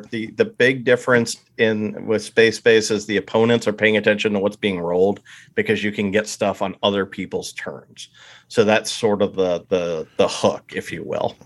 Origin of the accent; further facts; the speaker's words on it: eastern Pennsylvania, United States; accent: East Coasty, Pennsylvania Dutch; moved away; I was born and raised in eastern P A, so I, it's sort of a East Coasty